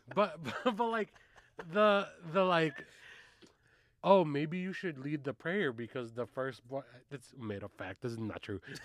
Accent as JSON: {"language": "English", "town": "Carson", "region": "California", "country": "United States", "tie": "born or raised there", "said": "I grew up in Carson"}